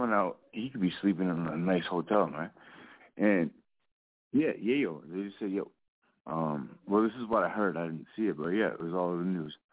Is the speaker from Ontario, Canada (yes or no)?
no; Edmonton, Alberta, Canada; also born or lived in Calgary; I grew up in Edmonton, but it's a beautiful like way no one ever came really from Alberta, but it's like there's so much talent here, you know.